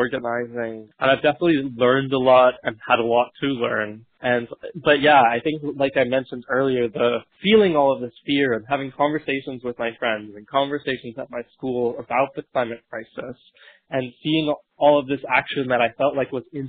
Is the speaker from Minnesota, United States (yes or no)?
no; New Hampshire, United States; moved away as an adult; also born or lived in New York; now in Brooklyn, United States; Originally, I come from New Hampshire, but have been living in New York all year